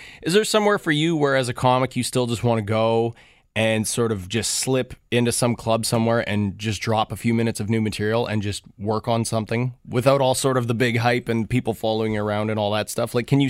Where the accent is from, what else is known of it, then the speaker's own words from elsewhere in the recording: Thunder Bay, Ontario, Canada; I mean, I'm from Thunder Bay, Ontario, and we have a Paul Schaefer drive, right.